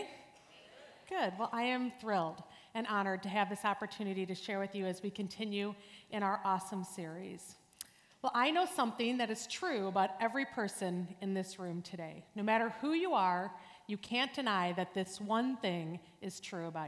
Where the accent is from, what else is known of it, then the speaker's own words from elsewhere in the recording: New Berlin, Wisconsin, United States; I grew up near here in New Berlin, and I am one of seven kids